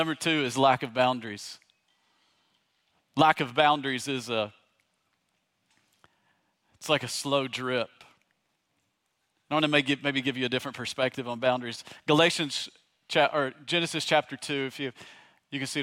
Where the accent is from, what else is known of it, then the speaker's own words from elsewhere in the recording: East Tennessee, United States; moved away; also born or lived in Virginia; I grew up in East Tennessee